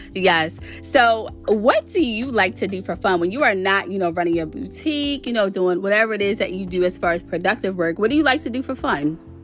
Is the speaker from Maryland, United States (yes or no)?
yes; Baltimore, Maryland, United States; I actually grew up in Baltimore City. I'm still in Maryland